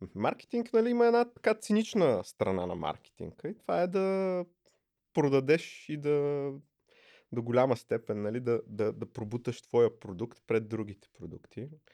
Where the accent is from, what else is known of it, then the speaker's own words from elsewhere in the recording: Plovdiv, Plovdiv Province, Bulgaria; Аз съм от Пловдив